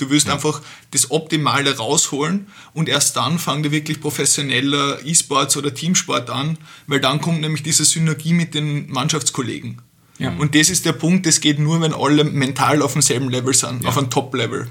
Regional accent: Austria; also born or lived in Vienna; bei uns in Österreich

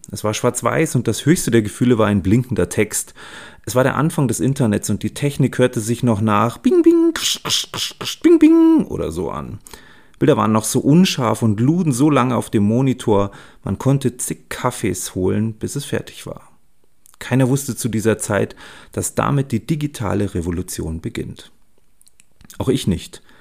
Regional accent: Munich, Bavaria, Germany; ich bin 45 Jahre alt und lebe in München. Und ja, ich bin ein Münchner Kindl mit Regenbogenflagge.

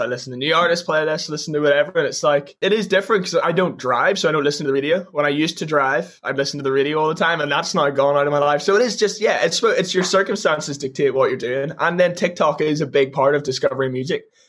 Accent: Ireland; I'm an Irish artist and all we do is play live

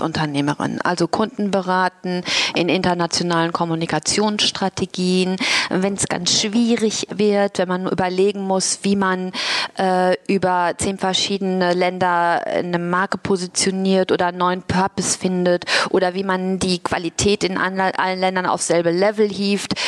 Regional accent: Germany; accent: German; moved away as an adult; also born or lived in Asia; ich habe natürlich auch einen deutschen Akzent, das hört man.

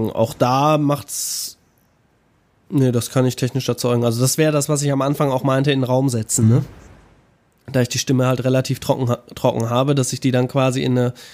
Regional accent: North Rhine-Westphalia, Germany; Äh, ich habe überhaupt keinen Dialekt. Ich bin Nordrhein-Westfaler

